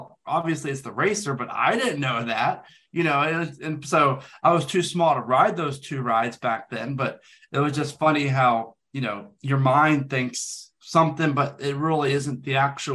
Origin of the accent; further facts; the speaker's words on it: Dayton, Ohio, United States; also born or lived in Florida; now in Charlotte, United States; I grew up in Ohio, actually like Dayton, Ohio, like 45 minutes north of Kings Island